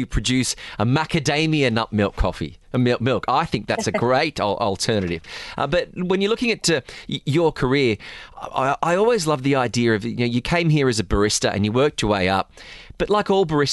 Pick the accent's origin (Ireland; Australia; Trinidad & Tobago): Australia; moved away as an adult; now in United Arab Emirates; as an Australian